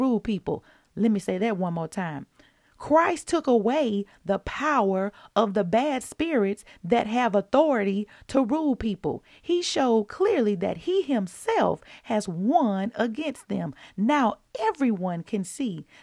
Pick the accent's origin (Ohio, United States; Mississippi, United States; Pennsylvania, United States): Mississippi, United States; I'm from Mississippi